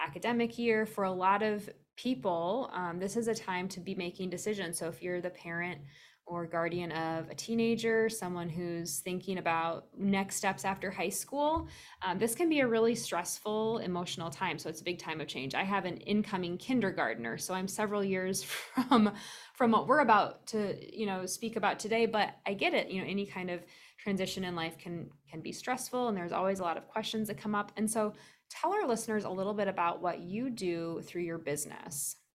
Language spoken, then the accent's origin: English; Lansing, Iowa, United States; I grew up in Lansing, Iowa, which is straight north of Dubuque.